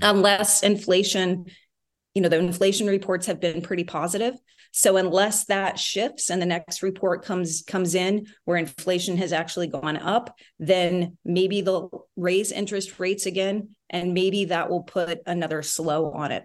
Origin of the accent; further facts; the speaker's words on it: Midwest, United States; also born or lived in Texas; now in Rhode Island, United States; I grew up in the Midwest